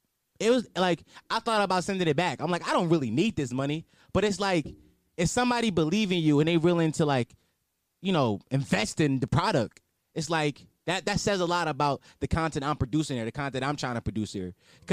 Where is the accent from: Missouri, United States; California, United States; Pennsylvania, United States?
Pennsylvania, United States; Philadelphia; And I'm from Philly, where we just lost an 18-year-old rapper, ….